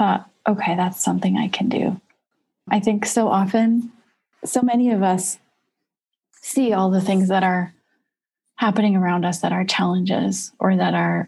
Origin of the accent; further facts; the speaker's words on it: United States; I'm also very proud to be an American. I love being an American